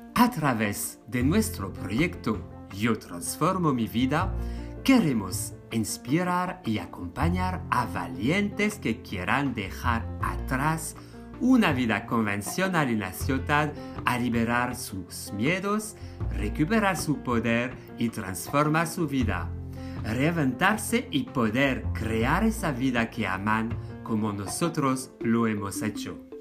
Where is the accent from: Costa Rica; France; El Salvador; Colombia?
France; now in Spain; yo soy francés